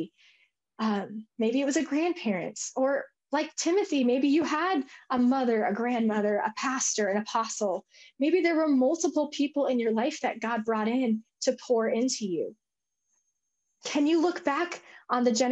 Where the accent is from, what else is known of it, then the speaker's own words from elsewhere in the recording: Colorado, United States; I'm from Colorado